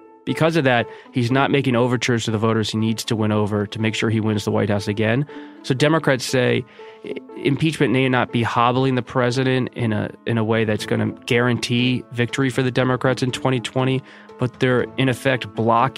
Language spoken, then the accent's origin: English; Philadelphia suburbs, Bucks County, Pennsylvania, United States; I grew up in the Philadelphia suburbs. And you look at Chester County, Delaware County, Bucks County, my home county